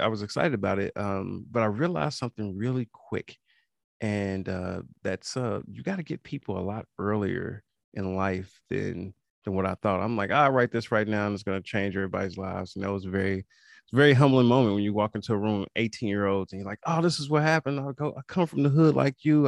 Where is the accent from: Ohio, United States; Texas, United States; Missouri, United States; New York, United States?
Missouri, United States; Kansas City; I am from Kansas City, Missouri, homegrown